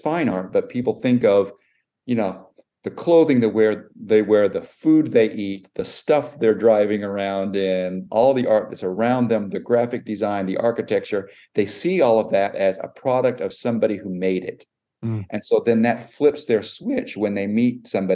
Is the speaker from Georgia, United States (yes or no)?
no; Cedar City, Utah, United States; moved away as an adult; now in New York City, United States; I went to undergrad in Cedar City where I was from